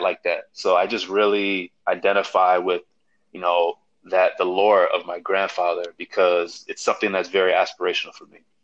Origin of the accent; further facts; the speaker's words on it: Chicago, Illinois, United States; I grew up in Chicago